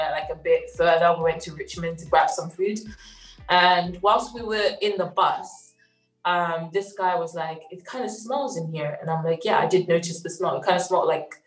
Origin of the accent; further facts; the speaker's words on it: Zimbabwe; I'm from Zimbabwe.